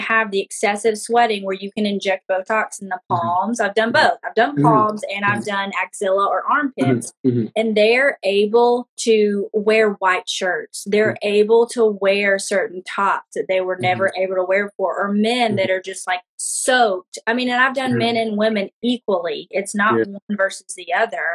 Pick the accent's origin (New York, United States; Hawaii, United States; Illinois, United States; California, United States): Hawaii, United States; Honolulu; I've always identified as Pacific Islander because that's where I was born in Honolulu, Hawaii